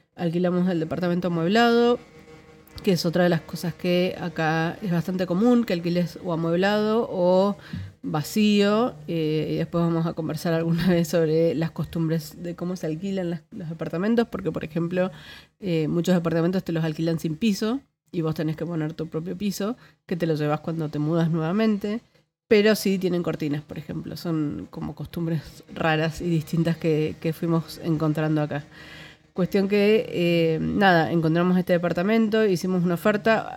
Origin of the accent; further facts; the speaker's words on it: Argentina; moved away as an adult; now in Netherlands; yo no me fui de Argentina, sino que me vine a Países Bajos